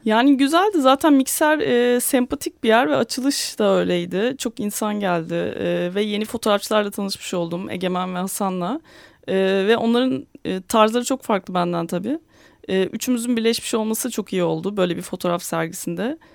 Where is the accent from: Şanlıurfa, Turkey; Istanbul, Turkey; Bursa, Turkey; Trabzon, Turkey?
Istanbul, Turkey; ben 1985 doğumluyum. İstanbul'da doğdum. Burada yaşıyorum hala.